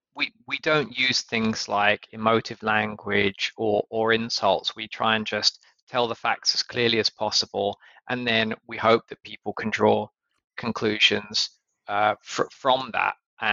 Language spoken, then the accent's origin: English; United Kingdom; well, actually, I don't know, which is where I'm from, because a lot of people in the US seem to think I'm Australian for some reason. Margaret Thatcher, our former Prime Minister, is still a very popular figure.